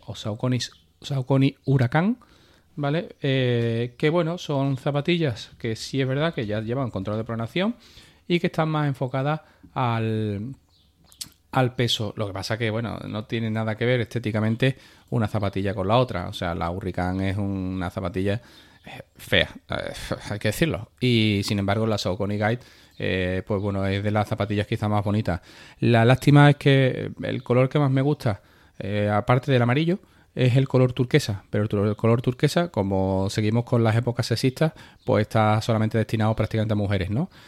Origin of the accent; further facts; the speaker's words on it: Carmona, Andalusia, Spain; la carrera de mi pueblo